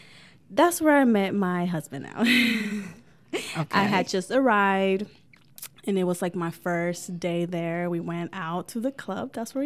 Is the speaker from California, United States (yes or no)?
yes; California, United States; also born or lived in Florida / South Carolina; now in Oregon, United States; I'm from California. I love the sun. From California, I was living in Florida. And then I was in Carolina, Myrtle Beach. So I'm a beach girl.